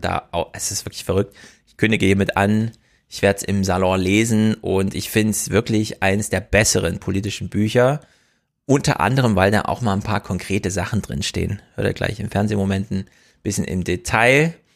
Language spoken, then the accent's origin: German; the East, eastern Germany, Germany; moved away; Ich komme aus dem Osten und bin da auch manchmal, aber ich lebe da nicht